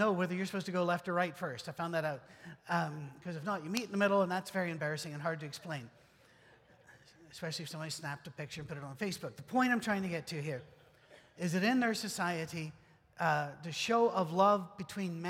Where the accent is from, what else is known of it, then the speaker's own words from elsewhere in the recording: United Kingdom; moved away; I'm British